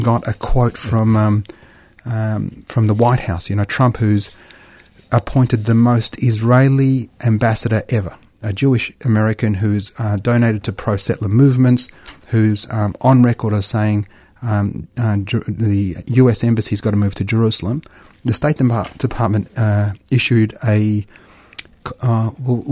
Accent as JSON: {"language": "English", "country": "Australia", "tie": "born or raised there", "said": "as an Australian. I'm an Australian. You know, I was born here"}